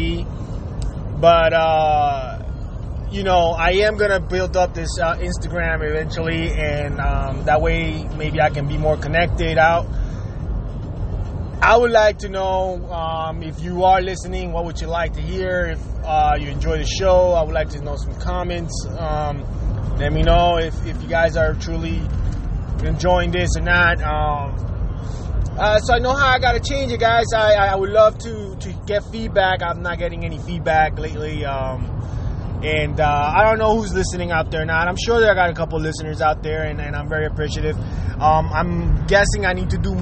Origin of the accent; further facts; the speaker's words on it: Jersey City, New Jersey, United States; moved away as an adult; also born or lived in Puerto Rico; now in Miami, United States; my teenage life was being raised in Jersey City, New Jersey